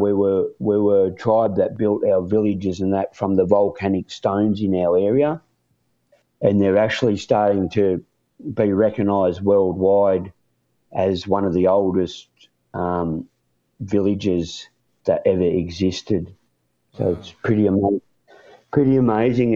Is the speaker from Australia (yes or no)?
yes; Warrnambool, Victoria, Australia; born and raised in a little country town called Warrnambool